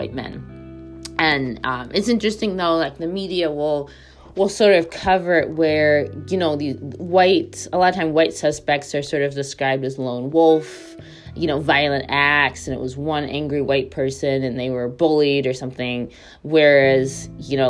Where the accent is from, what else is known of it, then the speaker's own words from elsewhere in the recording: United States; moved away as an adult; somebody who obviously grew up in America, lived a lot of my life in America, and now lives overseas